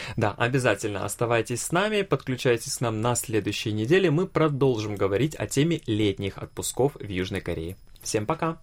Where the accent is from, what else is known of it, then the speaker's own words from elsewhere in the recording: Vladivostok, Primorsky Krai, Russia; Я родился и вырос во Владивостоке